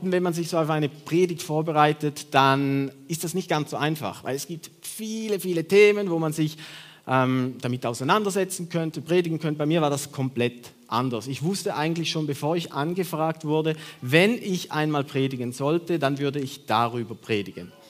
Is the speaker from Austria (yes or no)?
no; Switzerland; Ich bin Schweizer.